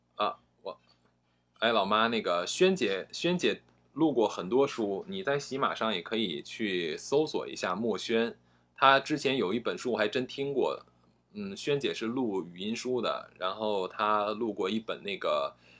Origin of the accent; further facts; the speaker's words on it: China; 我们中国人说话的时候，呃，都是一个你要自己悟的感觉